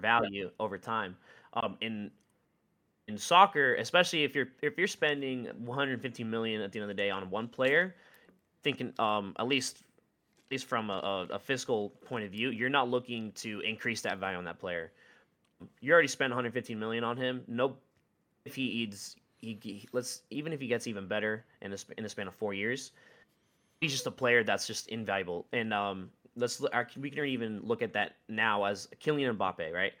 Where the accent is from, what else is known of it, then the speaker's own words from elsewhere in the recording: United States; as an American